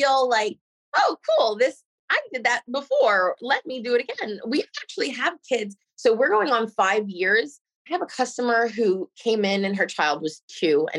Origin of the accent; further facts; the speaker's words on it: Nassau County, Long Island, New York, United States; moved away as an adult; now in Port St. Lucie, United States; I grew up in Nassau County in Long Island